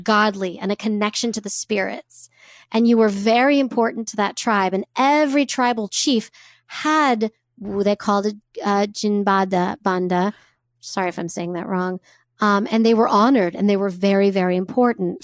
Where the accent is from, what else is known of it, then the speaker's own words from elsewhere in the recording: United States; as a white cis woman growing up in America